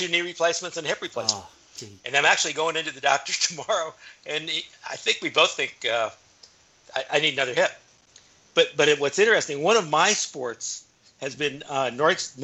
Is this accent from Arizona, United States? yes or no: yes; Flagstaff, Arizona, United States; moved away as an adult; now in Bend, United States; my hometown of Flagstaff